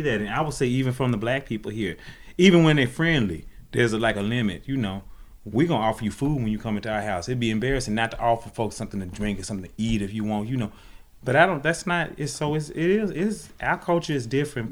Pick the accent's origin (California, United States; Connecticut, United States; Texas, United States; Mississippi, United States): Mississippi, United States; Greenville; now in Philadelphia, United States; I'm from Greenville